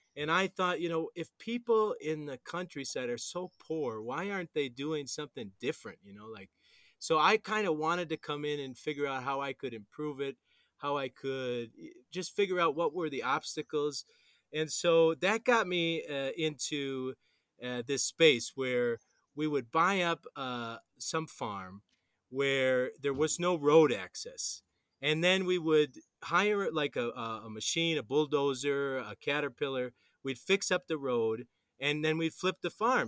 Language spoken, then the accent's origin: English; Wisconsin, United States; now in Colombia; I'm from Wisconsin